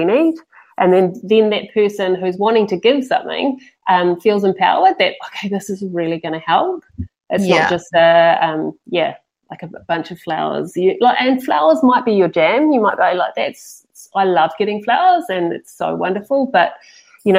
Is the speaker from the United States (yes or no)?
no; Papamoa, Bay of Plenty, New Zealand; now in Tauranga, New Zealand; we're from Papamoa originally, and so we've only just moved into central Tauranga.